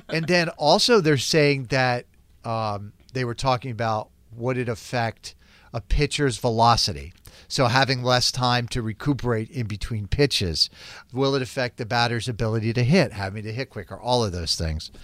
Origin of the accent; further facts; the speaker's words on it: Florida, United States; moved away as an adult; I grew up in Florida, and I lived in Florida for a long time